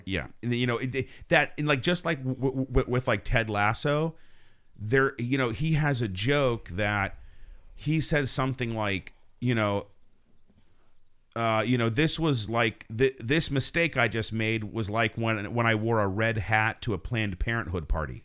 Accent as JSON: {"language": "English", "country": "United States", "said": "we're American"}